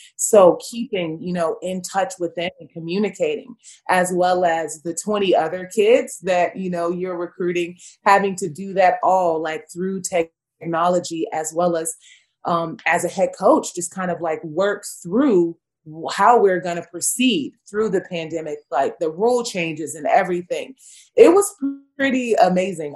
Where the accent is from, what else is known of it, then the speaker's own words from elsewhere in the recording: Los Angeles, California, United States; moved away as an adult; also born or lived in Virginia; I'm born and raised in Los Angeles, California.